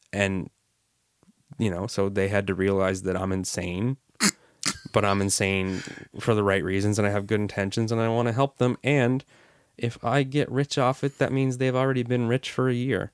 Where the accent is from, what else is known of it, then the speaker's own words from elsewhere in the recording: River Bourgeois, Nova Scotia, Canada; my family is from across the, the, the bay. on the other side of the bay, uh, River Bourgeois